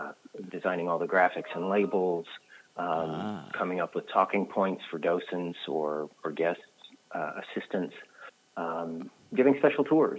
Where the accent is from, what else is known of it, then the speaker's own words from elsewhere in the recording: Mississippi, United States; I was born and raised to artisans in Mississippi in the 1970s.